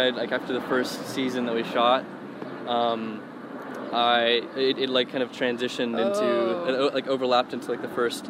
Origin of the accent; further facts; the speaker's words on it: Georgia, United States; moved away as an adult; Yeah, yeah, I'm from Georgia. That's where I like grew up and kind of got into acting and everything was in Georgia. I moved out here like in September.